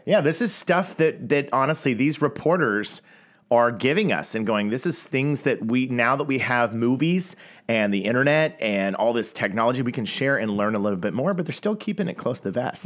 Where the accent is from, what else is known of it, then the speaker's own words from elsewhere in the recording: Tulsa, Oklahoma, United States; I grew up in Tulsa, Oklahoma